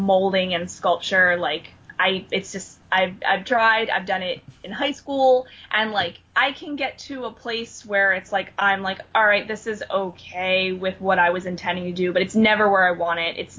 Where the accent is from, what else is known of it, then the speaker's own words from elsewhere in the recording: New Jersey, United States; now in Philadelphia, United States; I'm from Philadelphia, and, well, I'm originally from New Jersey, but I live in Philadelphia